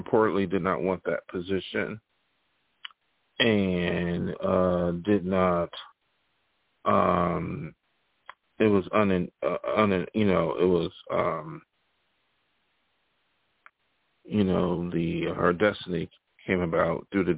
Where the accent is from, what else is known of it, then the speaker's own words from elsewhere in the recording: United States; As an American